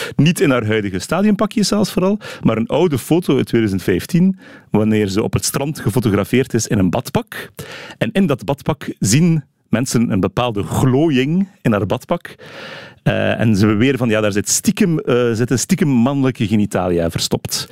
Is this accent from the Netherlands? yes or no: no; Flanders, Belgium